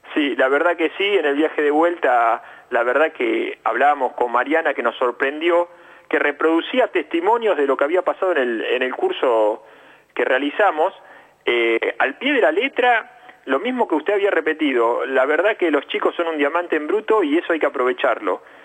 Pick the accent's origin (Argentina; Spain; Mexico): Argentina; also born or lived in Rosario; yo venía jugando al fútbol acá en mi pueblo, me llevan a jugar a un club grande a Rosario